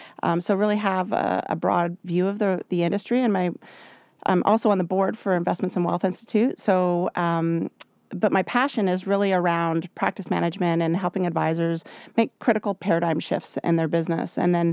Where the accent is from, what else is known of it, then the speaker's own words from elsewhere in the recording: Vancouver, British Columbia, Canada; I'm from Vancouver.